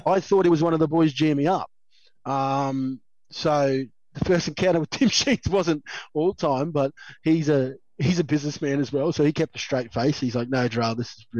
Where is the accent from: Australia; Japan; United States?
Australia; Queensland; being a Queenslander